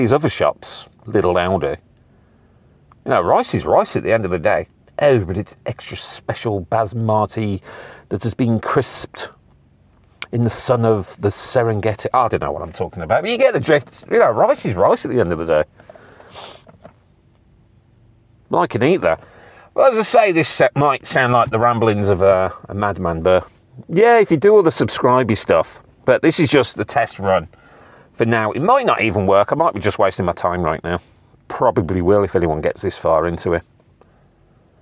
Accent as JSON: {"language": "English", "country": "United Kingdom", "said": "I'm British."}